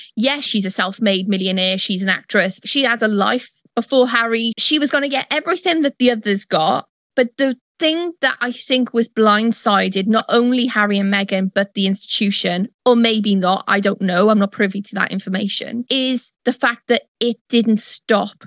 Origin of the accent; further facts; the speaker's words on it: United Kingdom; I am British